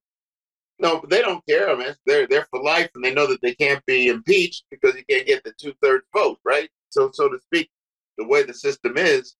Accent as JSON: {"language": "English", "town": "East Orange", "region": "New Jersey", "country": "United States", "tie": "born or raised there", "said": "I grew up in East Orange, New Jersey"}